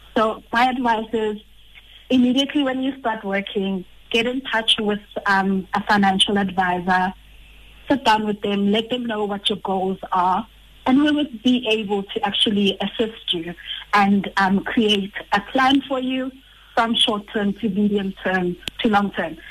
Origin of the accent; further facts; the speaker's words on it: Rustenburg, North West, South Africa; I come from a town, Rustenburg.